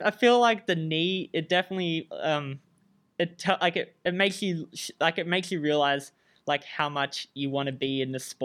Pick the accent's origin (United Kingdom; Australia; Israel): Australia; moved away as an adult; now in Michigan, United States; I'm Australian